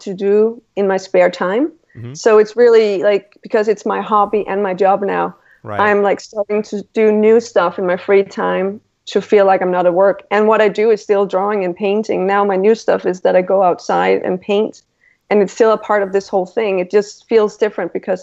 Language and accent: English; Randers, Central Denmark Region, Denmark; now in Copenhagen, Denmark; I'm from Denmark and I live in Copenhagen right now, but I grew up in a smaller town called Randers in Jutland